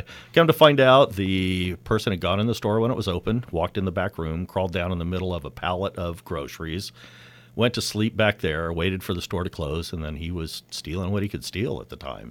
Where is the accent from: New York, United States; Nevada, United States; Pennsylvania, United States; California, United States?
California, United States; Napa; I was born and raised here